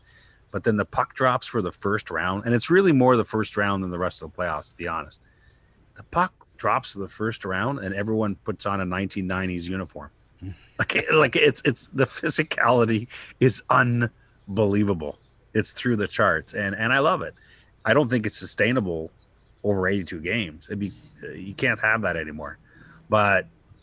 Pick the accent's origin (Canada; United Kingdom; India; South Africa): Canada; As a Canadian guy